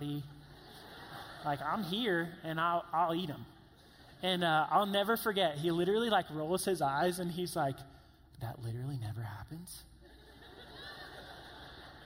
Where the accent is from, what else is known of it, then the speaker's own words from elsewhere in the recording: Columbia, South Carolina, United States; I'm from Columbia, South Carolina, like I said, huge football town